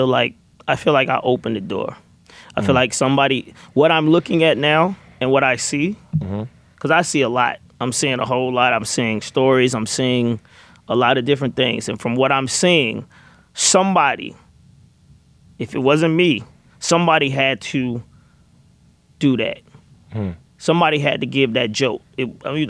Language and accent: English; the South, United States; I'm from the South